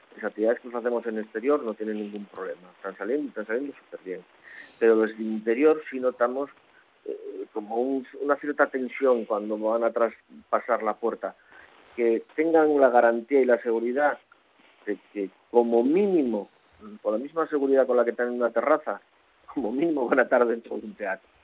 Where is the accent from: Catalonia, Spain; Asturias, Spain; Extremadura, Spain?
Asturias, Spain; Caborana; moved away; also born or lived in Avilés; soy del hinterland de Caborana, soy de la parte en la que acaba el pueblo